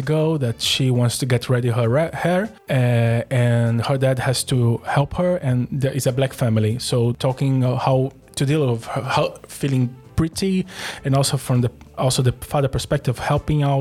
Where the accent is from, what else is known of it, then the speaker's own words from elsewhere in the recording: Brazil; moved away; I come from Brazil, and then Brazil is a really homophobic country